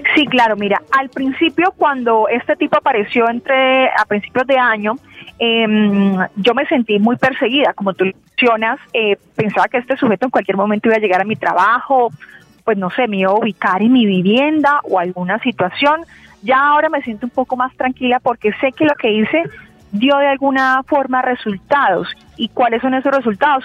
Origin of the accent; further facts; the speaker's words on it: Cúcuta, Norte de Santander, Colombia; moved away as an adult; now in Bogotá, Colombia; yo soy de Cúcuta, norte de Santander. Antes de venir aquí a trabajar a la capital, a Bogotá